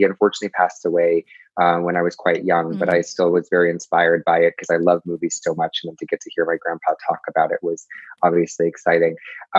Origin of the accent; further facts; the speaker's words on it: California, United States; born there; also born or lived in England / Connecticut; I was born in California, and then I moved to England, and then I moved to Connecticut, and then I moved here.